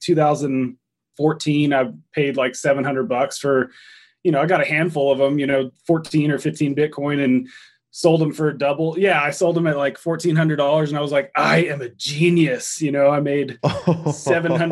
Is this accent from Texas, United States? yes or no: yes; Texas, United States; also born or lived in Durango, Colorado; now in Denver, United States; I grew up fishing in Texas. I grew up in Texas